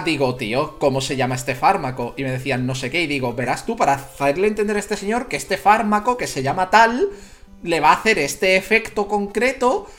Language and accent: Spanish; Jerez de la Frontera, Andalusia, Spain; soy gaditano, soy de Jerez de la Frontera